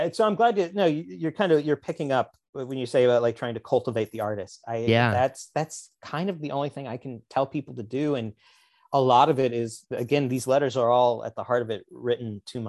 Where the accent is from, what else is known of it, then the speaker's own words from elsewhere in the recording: the Ozarks, United States; Which I was never myself a redneck criminal, but I grew up in the Ozarks.